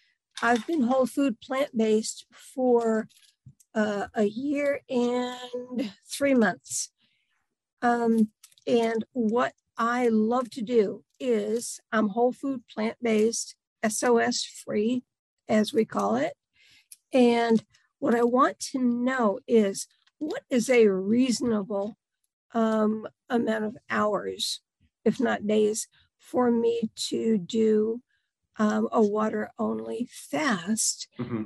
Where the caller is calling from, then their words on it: Delaware, United States; I am in Delaware.